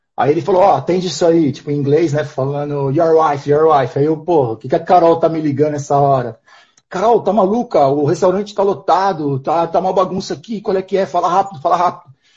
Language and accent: Portuguese; interior of São Paulo, Brazil; moved away as an adult; also born or lived in Portugal; eu venho de uma cidade interior de São Paulo